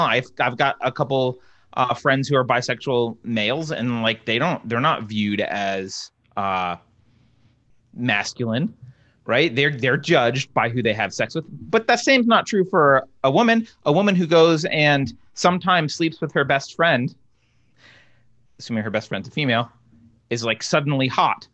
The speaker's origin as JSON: {"language": "English", "region": "East Coast", "country": "United States", "tie": "born or raised there", "moved": "yes", "lives_now": "California, United States", "said": "I grew up on the East Coast"}